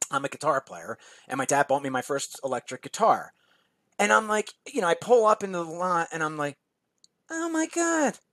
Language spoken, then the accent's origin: English; New Jersey, United States; now in Philadelphia, United States; I live in New Jersey now. I grew up in New Jersey. Um, but at this time, I was living in Philly, which is where I lived for almost my entire life.